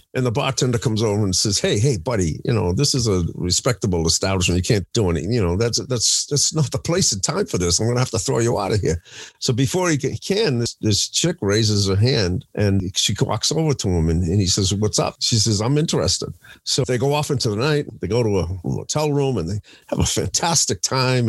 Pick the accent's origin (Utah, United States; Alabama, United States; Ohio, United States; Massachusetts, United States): Massachusetts, United States; Boston; growing up in Boston